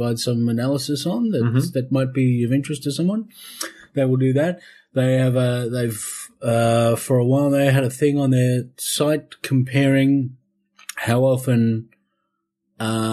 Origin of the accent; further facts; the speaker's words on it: Ballarat, Victoria, Australia; I'm from Ballarat